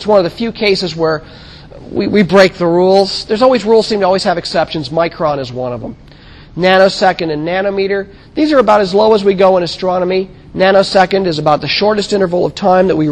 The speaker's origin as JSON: {"language": "English", "country": "United States", "said": "I'm an American boy, and I've grown up with this."}